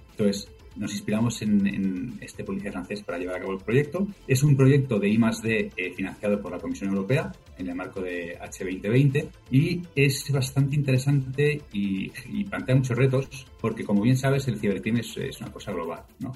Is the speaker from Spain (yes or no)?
yes; Spain; Vengo de España.